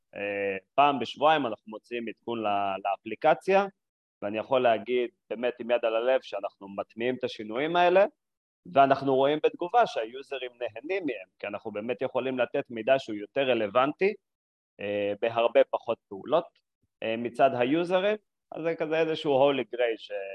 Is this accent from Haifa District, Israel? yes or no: yes; Binyamina, Haifa District, Israel; moved away as an adult; also born or lived in Jerusalem; now in Tel Aviv, Israel; גדלתי בבנימינה, בכפר